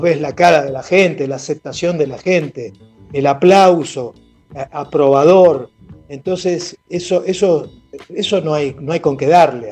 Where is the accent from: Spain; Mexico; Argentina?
Argentina; Buenos Aires; somos del barrio de La Boca, yo nací en La Boca, yo nací en Garibaldi 1375